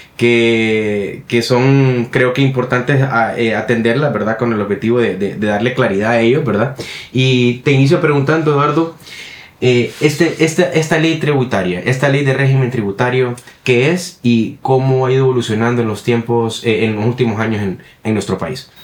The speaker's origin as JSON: {"language": "Spanish", "country": "Honduras", "said": "en nuestro país, en Honduras"}